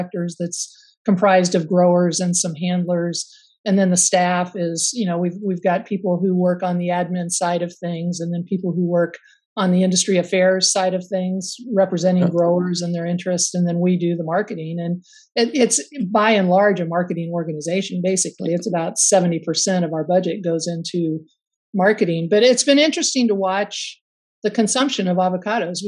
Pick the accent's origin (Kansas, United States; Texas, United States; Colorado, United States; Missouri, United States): Kansas, United States; I grew up in Kansas